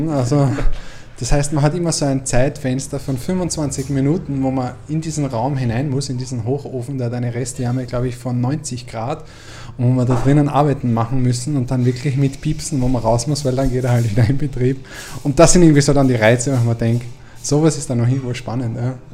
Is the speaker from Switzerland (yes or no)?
no; Lower Austria, Austria; ich bin Niederösterreicher.